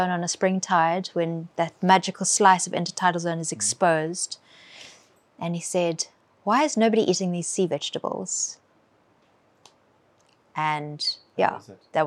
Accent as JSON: {"language": "English", "town": "Cape Town", "region": "Western Cape", "country": "South Africa", "tie": "born or raised there", "lives_now": "Cape Point, South Africa", "said": "Born and bred in Cape Town, but in the suburbs."}